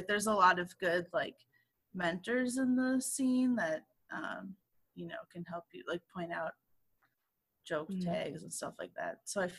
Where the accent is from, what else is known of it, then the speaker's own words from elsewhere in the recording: Midwest, United States; moved away as an adult; now in Seattle, United States; Like being an hour and a half, 2 hours away from my hometown isn't like really.